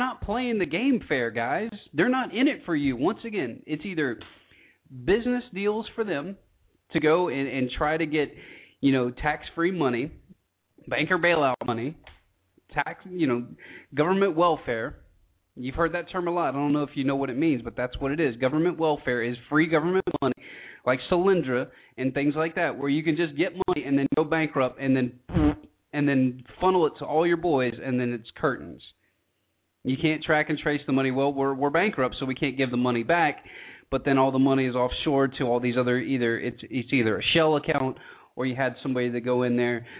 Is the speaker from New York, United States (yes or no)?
no; rural Georgia, United States; I grew up in Georgia, rural Georgia